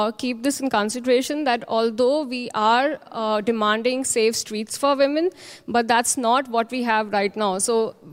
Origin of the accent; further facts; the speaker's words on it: India; from India